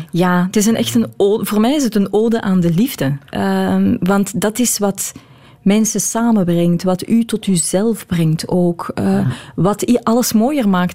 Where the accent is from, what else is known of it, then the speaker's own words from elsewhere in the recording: Belgium; Ik blijf een Belg.